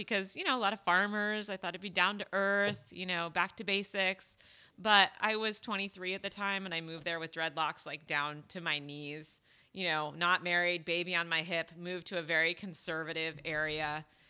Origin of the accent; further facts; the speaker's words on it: Fairfield, Connecticut, United States; now in Idaho, United States; I can't move to Idaho because I'm an East Coast girl. I'm from Connecticut originally.